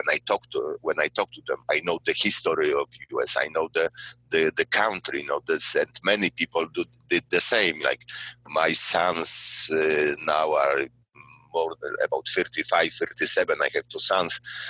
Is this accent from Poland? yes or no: yes; Poland; English is a second language